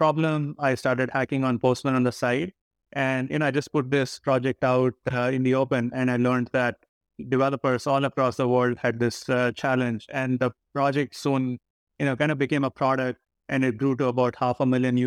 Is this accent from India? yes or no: yes; India; I grew up in India